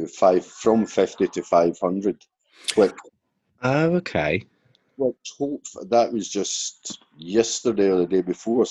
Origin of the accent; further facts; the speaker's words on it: Canada; now in Sweden; I'm a Canadian